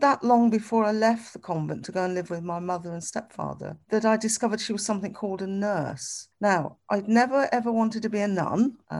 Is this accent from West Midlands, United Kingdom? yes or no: yes; Birmingham, West Midlands, United Kingdom; where are you from? I could answer that, Birmingham